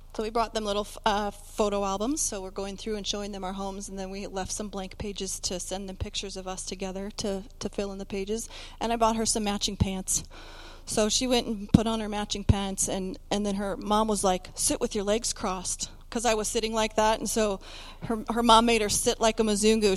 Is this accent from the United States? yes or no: no; Canada; we're from Canada